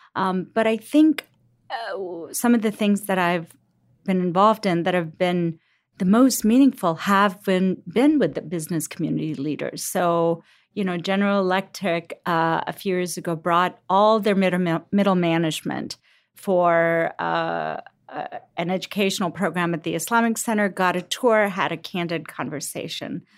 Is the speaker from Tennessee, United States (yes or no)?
no; Cincinnati, Ohio, United States; also born or lived in Lahore, Pakistan; I grew up in Cincinnati. I'm a Cincinnati girl.